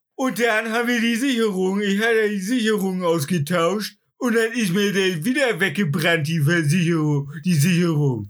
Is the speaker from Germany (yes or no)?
yes; Germany; als Deutscher